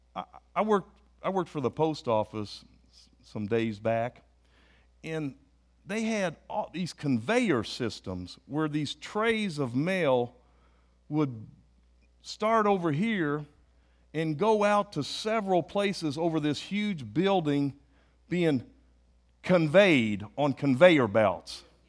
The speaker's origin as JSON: {"language": "English", "country": "United States", "said": "I'm an American"}